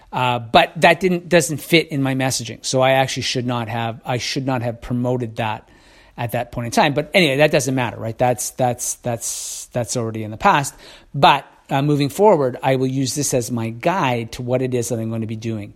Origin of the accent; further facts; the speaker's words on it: Canada; I'm Canadian